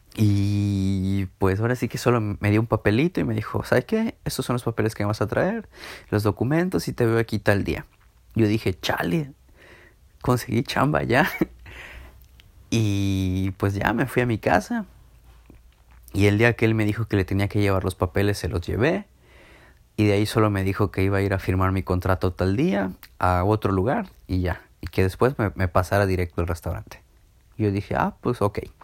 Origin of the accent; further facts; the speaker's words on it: Villahermosa, Tabasco, Mexico; moved away as an adult; now in Mérida, Mexico; Me regresé a Villahermosa, de donde yo soy